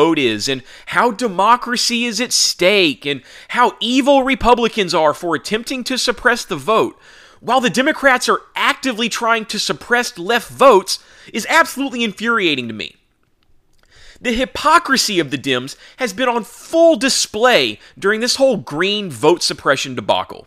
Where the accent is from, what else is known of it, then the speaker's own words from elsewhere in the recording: Texas, United States; my home state of Texas